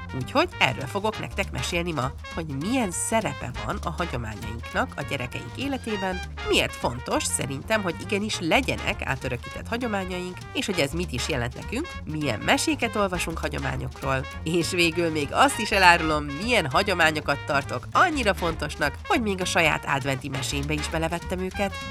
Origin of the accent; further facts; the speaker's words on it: Budapest, Hungary; moved away as an adult; also born or lived in England; now in Sweden; amikor bő nyolc évesen hazaköltöztünk Angliáról Budapestre, egy kifejezetten hagyományőrző általános iskolába kerültem